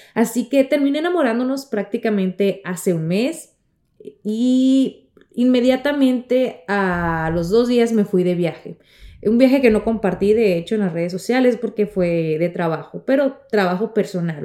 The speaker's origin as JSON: {"language": "Spanish", "town": "Navojoa", "region": "Sonora", "country": "Mexico", "moved": "yes", "lives_now": "Miami, United States", "said": "en mi tierra querida que es en el norte, en Navajoa, Sonora, México"}